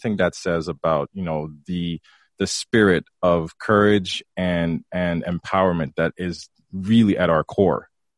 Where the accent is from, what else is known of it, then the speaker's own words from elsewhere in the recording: Haiti; yeah, I'm from Haiti. You know